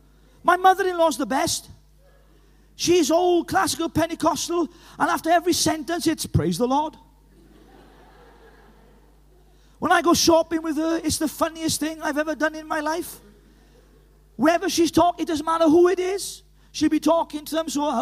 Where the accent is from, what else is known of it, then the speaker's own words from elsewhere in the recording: Llanelli, Wales, United Kingdom; You're checking that I am Welsh. Do you think this accent is put on, do you? I'm from Llanelli. You can't get more Welsh than that.